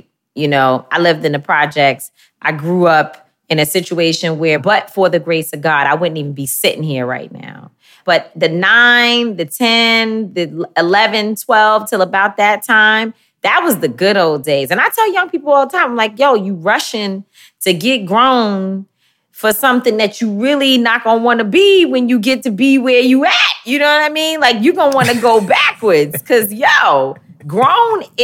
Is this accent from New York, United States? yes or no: yes; New York City, New York, United States; also born or lived in Bronx, New York; I grew up in Harlem, where Flyness was created.